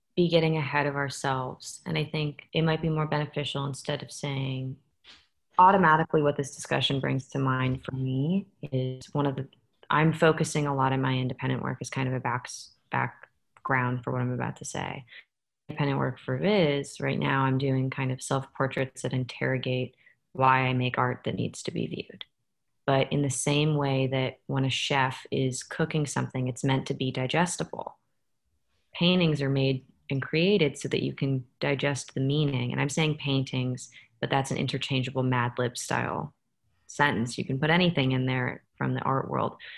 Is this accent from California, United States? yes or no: yes; San Francisco, California, United States; I'm from San Francisco